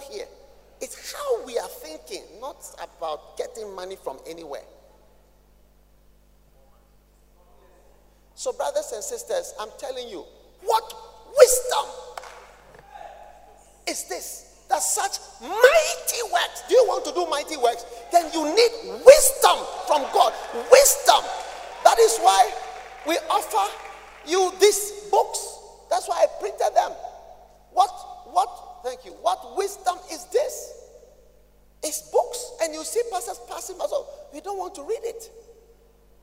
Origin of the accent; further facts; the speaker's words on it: Ghana; I'm a Ghanaian